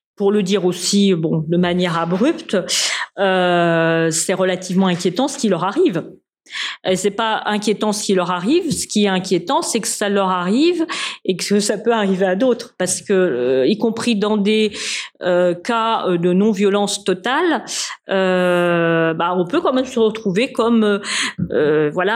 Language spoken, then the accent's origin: French; France; Moi, je suis française.